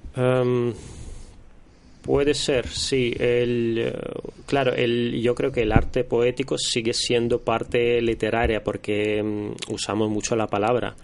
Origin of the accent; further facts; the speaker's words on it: Russia; now in Spain; yo soy em, de origen rusa. Eh, llevo en España ya los últimos casi 15 años